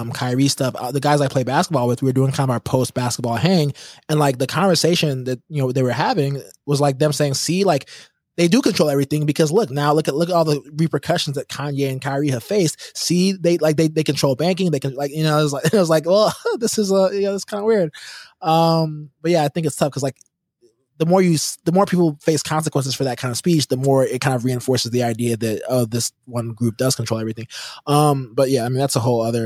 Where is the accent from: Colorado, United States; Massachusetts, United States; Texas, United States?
Texas, United States; Houston; I grew up in Houston